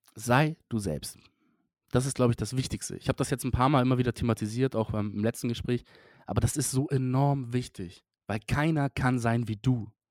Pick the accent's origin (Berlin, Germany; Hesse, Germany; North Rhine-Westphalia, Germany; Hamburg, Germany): Hamburg, Germany; für mich als Hamburger